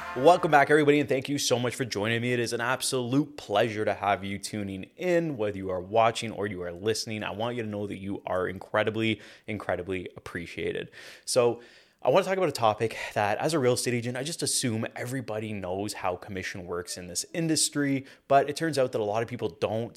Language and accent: English; Hamilton, Ontario, Canada; I'm from Hamilton, Ontario